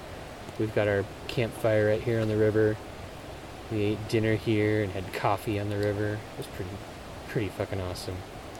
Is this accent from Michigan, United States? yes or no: no; Oregon, United States; I've been backpacking every year since I was 6 years old, pretty much, and never outside of Oregon.